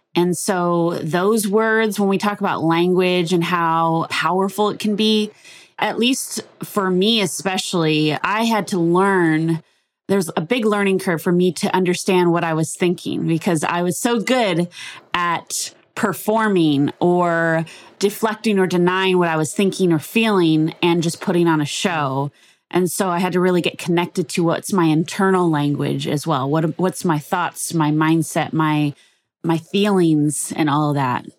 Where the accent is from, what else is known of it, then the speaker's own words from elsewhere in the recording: Los Angeles, California, United States; born and raised in Los Angeles.